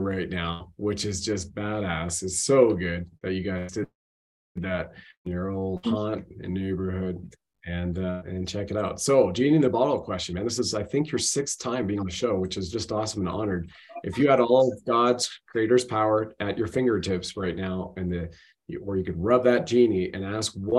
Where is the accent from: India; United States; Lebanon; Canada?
Canada; Ontario; we grew up in Ontario